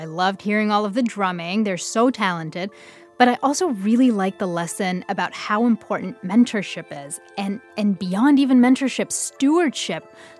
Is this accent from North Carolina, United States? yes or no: yes; near High Point, North Carolina, United States; I actually have a story from my hometown, or it's near my hometown. It's in High Point, North Carolina.